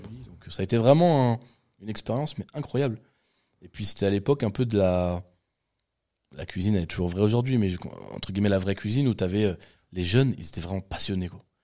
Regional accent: Val-de-Marne, Île-de-France, France; je suis né ici

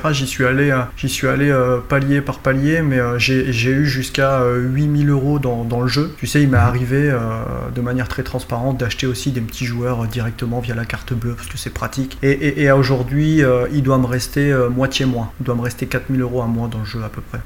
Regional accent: north of France, France; je suis originaire du nord de la France, j'habite près de Valenciennes

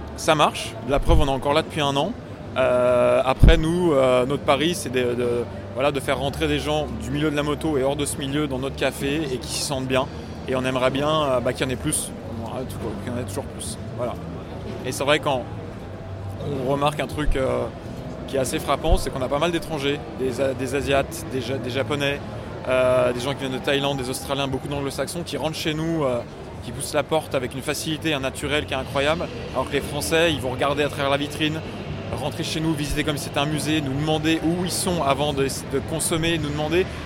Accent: Lyon, Auvergne-Rhône-Alpes, France; en tant que lyonnais

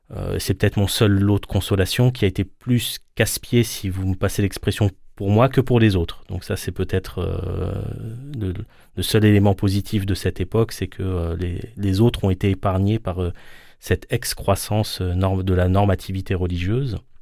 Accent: Paris suburbs, Île-de-France, France; je suis né en France, j'ai grandi en, banlieue parisienne

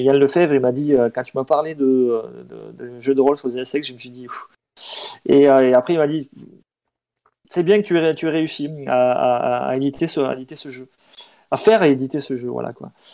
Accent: Pyrénées-Orientales, Occitania, France; j'ai grandi dans les Pyrénées-Orientales

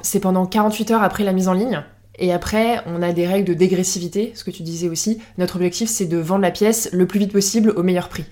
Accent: Lorraine, Grand Est, France; moved away as an adult; now in Paris, France; je viens de Lorraine, mais je suis à Paris depuis une bonne dizaine d'années maintenant

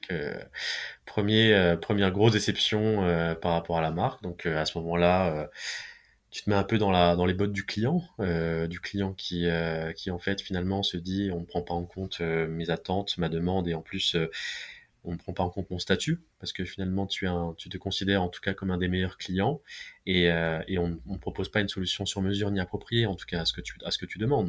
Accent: Besançon, Bourgogne-Franche-Comté, France; now in Paris, France; je suis originaire de la ville de Besançon

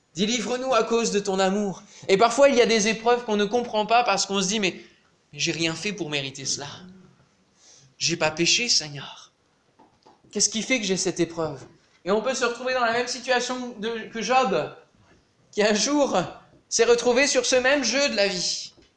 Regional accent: Normandy, France; dans le village en, Normandie, puisqu'on est normand

